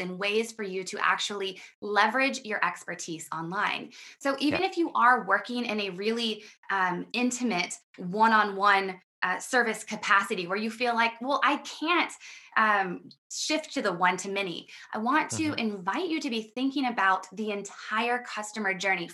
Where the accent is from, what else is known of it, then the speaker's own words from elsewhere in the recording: Midwest America, United States; I come from Midwest America, and I was really raised